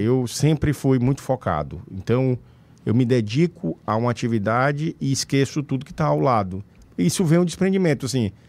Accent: Pedro II, Piauí, Brazil; also born or lived in Teresina; Nasci em Pedro II, sou natural da cidade de Pedro II

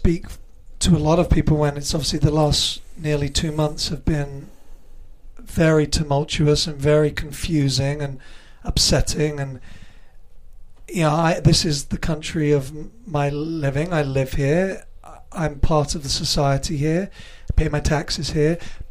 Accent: England, United Kingdom; Yeah, English born and raised.

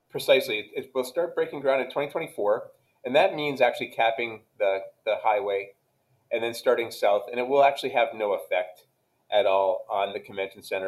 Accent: Canada; moved away as an adult; now in Dallas, United States; I grew up in Canada

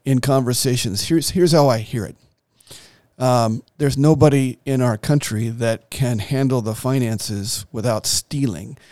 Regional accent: United States; as an American

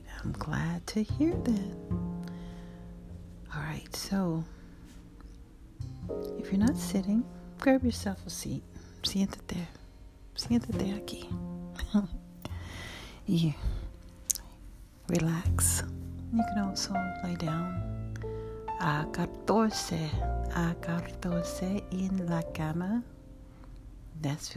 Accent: the South, United States; I'm from the South

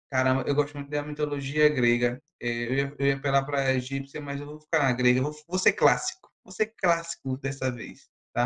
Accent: Brazil; enquanto brasileiro

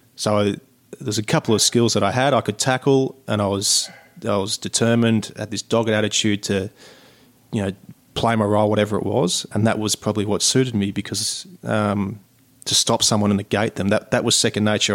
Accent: Sydney, New South Wales, Australia; kid growing up in Sydney

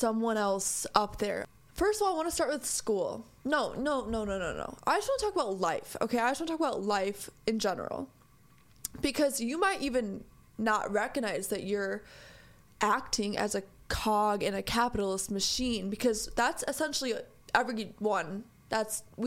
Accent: United States; I am an American in America. And I am very lucky to be here. I am very lucky to be born here.

